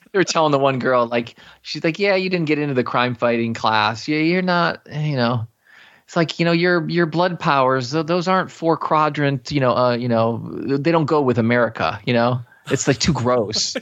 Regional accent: Chicago, Illinois, United States; I was born and raised in the Chicago area

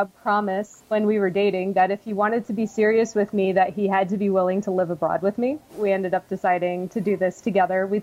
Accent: Connecticut, United States; moved away as an adult; also born or lived in Washington, District of Columbia, United States; I was born in Connecticut and lived there most of my life

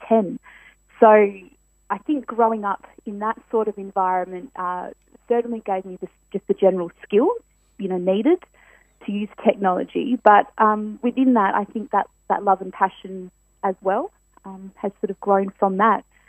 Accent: Perth, Western Australia, Australia; born and born and bred in Perth.

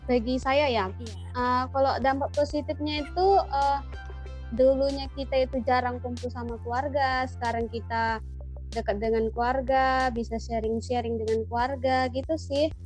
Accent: Tanjung Balai, North Sumatra, Indonesia; Sebelumnya, perkenalkan saya … asal dari Tanjung Balai, Kota Tanjung Balai.

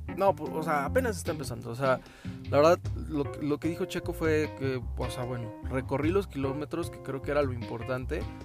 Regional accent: Mexico

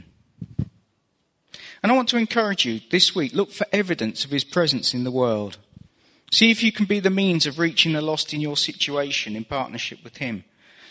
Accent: England, United Kingdom; As an Englishman

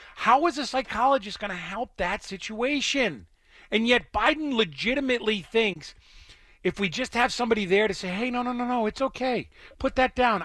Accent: Boston, Massachusetts, United States; I grew up in Boston or outside of Boston, but I'm a white guy from Massachusetts.

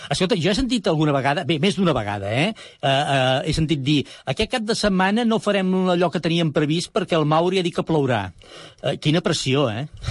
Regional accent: Sant Boi de Llobregat, Catalonia, Spain; jo sóc de Sant Boi

